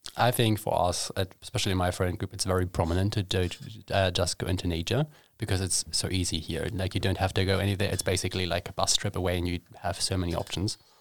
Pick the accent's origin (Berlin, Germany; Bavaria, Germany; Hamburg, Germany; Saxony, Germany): Hamburg, Germany; moved away as an adult; now in Sweden; I traveled home back to Hamburg